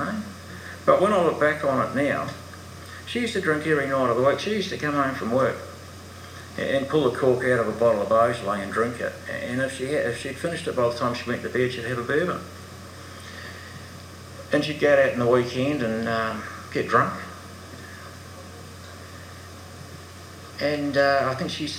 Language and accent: English; New Zealand; now in Australia; I'm a Kiwi